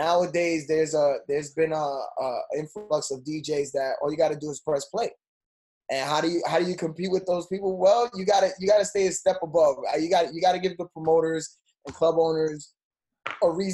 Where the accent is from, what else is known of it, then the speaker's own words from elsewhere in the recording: New York City, New York, United States; growing up in New York